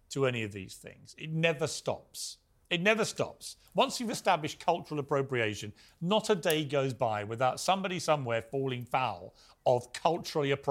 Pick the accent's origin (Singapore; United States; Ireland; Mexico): Ireland; I'm Irish. On St Patrick's Day, when everyone dresses up in green as leprechauns and stuff, I don't run around going saying I'm offended.